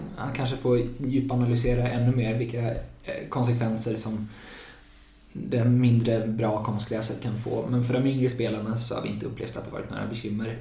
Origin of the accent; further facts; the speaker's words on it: Gothenburg, Västra Götaland, Sweden; moved away as an adult; now in Uppsala, Sweden; jag är från Göteborg från början och flyttade hit för två och ett halvt år sedan ungefär för att plugga juridik